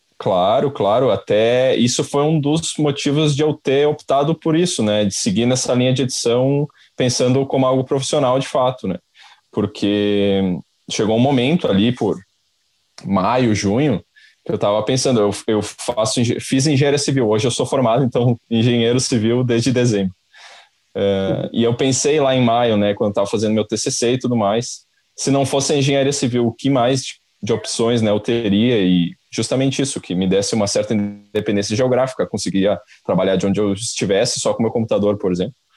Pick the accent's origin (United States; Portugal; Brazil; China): Brazil; Caxias do Sul, Rio Grande do Sul; also born or lived in Porto Alegre; eu sou de Caxias do Sul